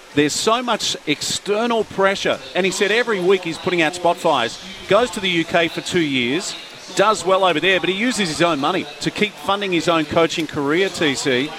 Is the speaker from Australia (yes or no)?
yes; Queensland, Australia; I grew up in Queensland